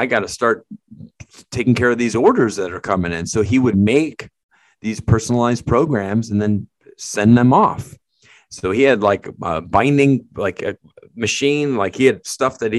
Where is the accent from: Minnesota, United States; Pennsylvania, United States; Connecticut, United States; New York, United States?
Connecticut, United States; where we grew up together in Connecticut